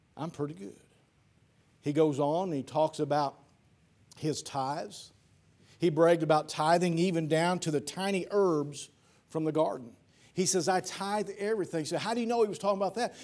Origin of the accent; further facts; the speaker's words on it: Piedmont or Ellsinore, Missouri, United States; my hometown, Piedmont or Elsinore